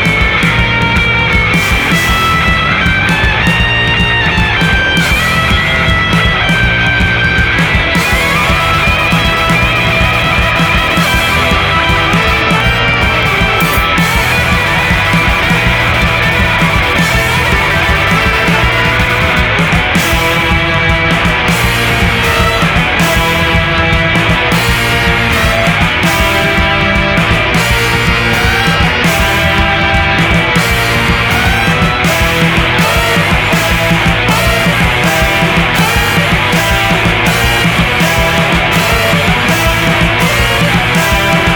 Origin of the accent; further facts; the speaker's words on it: Adelaide, South Australia, Australia; I grew up in Adelaide.